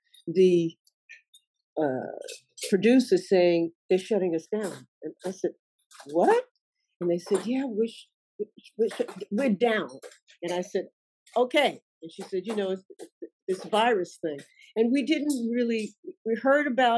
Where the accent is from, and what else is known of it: New York, United States; born or raised there